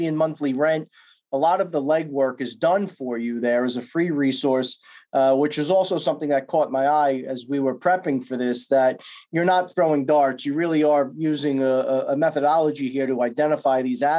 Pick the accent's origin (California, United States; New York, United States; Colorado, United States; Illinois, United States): New York, United States; I'm from New York